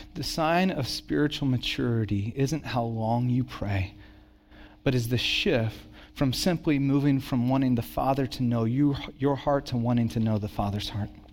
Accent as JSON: {"language": "English", "town": "Santa Cruz", "region": "California", "country": "United States", "tie": "born or raised there", "also_born_or_lived": "Dallas, Texas", "said": "when I was nine, we moved from Santa Cruz to, or from Dallas to Santa Cruz"}